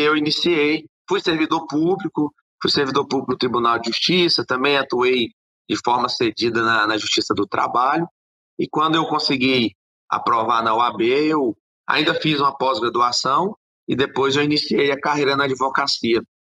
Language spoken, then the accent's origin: Portuguese; Luziânia, Goiás, Brazil; eu sou nascido e criado aqui em Lusiânia